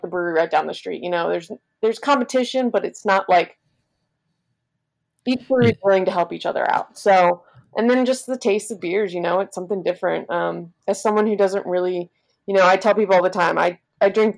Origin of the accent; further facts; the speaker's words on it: Kentucky, United States; I was born and raised in Kentucky